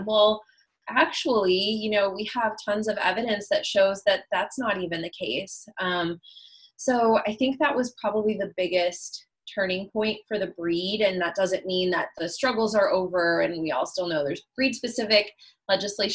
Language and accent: English; Chicago, Illinois, United States; where I grew up in Chicago